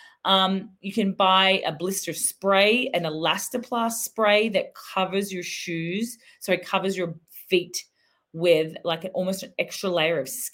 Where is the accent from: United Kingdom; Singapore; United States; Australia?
Australia; I'm Aussie